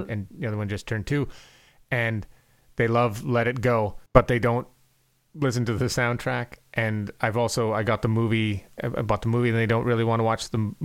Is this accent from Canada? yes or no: yes; Canada; moved away; I'm from Canada